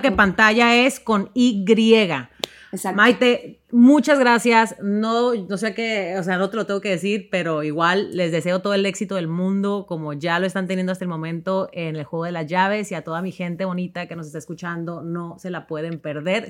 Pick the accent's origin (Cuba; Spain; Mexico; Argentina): Mexico; yo como mexicana